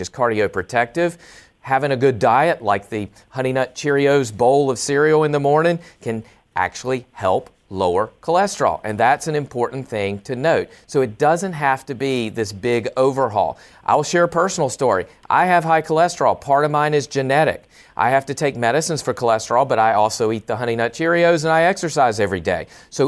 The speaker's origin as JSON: {"language": "English", "region": "the South", "country": "United States", "said": "I'm from the South as well"}